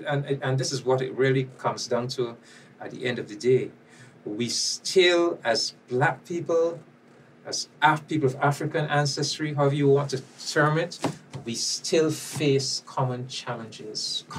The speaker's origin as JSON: {"language": "English", "country": "Barbados", "said": "I am from Barbados"}